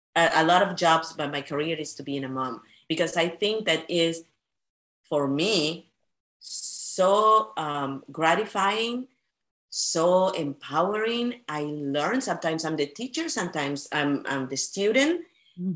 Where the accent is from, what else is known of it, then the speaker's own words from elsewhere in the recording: Peru; now in United States; I come from Peru